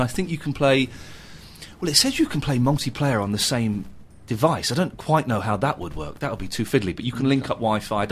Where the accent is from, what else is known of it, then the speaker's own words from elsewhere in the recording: Slough, South East England, United Kingdom; also born or lived in Farnham Common; I moved from Slough to Farnham Common